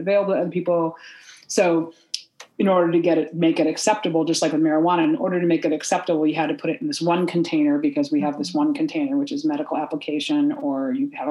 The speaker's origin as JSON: {"language": "English", "area": "Humboldt County", "region": "California", "country": "United States", "tie": "born or raised there", "said": "I grew up in Humboldt County in the '70s where all the marijuana was"}